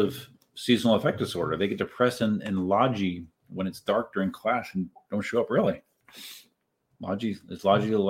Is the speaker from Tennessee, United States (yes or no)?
no; Southeast Pennsylvania, United States; moved away; I'm from Southeast Pennsylvania originally